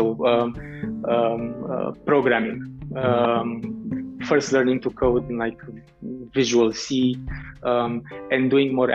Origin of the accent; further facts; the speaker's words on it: Bucharest, Romania; I grew up in Romania, in Bucharest, the capital city of Romania